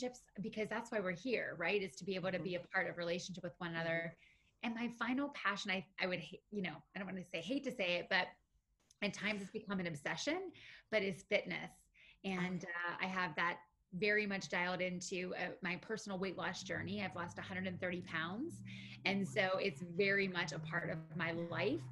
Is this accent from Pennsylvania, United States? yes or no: yes; Western Pennsylvania, United States; moved away as an adult; now in Florida, United States; So I am from Western Pennsylvania originally